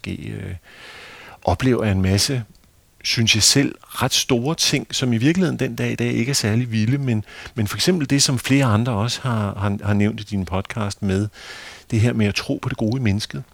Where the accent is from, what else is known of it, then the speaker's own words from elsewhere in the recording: Hvidovre, Capital Region of Denmark, Denmark; Hvidovre Havn, hvor jeg er vokset op